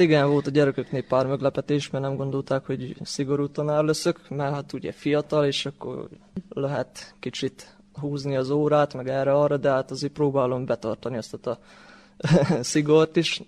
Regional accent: Torda, Vojvodina, Serbia; én itt születtem

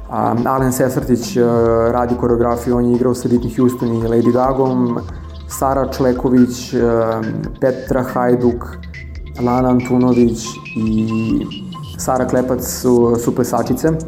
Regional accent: Vranje, Pčinja District, Serbia; moj rodni grad Vranje

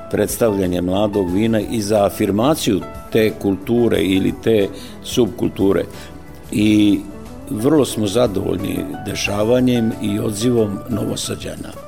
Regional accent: Fruška Gora, Vojvodina, Serbia; kod nas na Frušoj gori

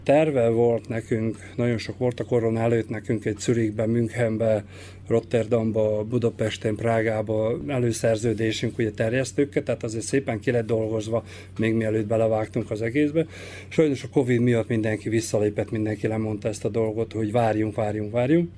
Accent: Bačka Topola, Vojvodina, Serbia; moved away; a szülővárosomat is, én felnőttem Topolyán

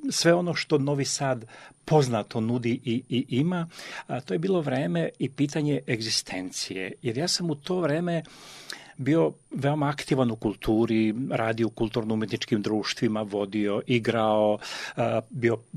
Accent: Vojvodina, Serbia; moved away as an adult; also born or lived in Sanski Most, Bosnia and Herzegovina / Novi Sad, Serbia; now in Vienna, Austria; rođen sam u Bosni kod, kod Sanskog mosta i sa šest meseci života su me preneli u Vojvodinu. I odatle e, sam opet došao u Novi Sad kao mlad

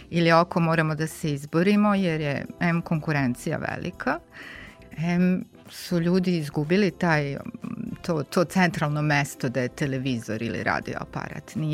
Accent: Senta, Vojvodina, Serbia; moved away as an adult; now in Novi Sad, Serbia; jer sam rođena, odrasla u Senti do svoje 19. godine, tamo sam živela, ali na svu sreću mogu konačno mom mužu da natrljam na nos da živim mnogo duže u Novom Sadu nego što sam živela u Senti

